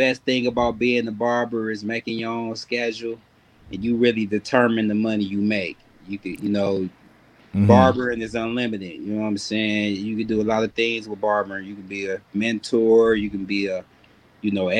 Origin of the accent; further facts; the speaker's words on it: Milwaukee, Wisconsin, United States; now in North Hollywood, United States; I'm originally from Milwaukee, Wisconsin. I reside in California, North Hollywood, California right now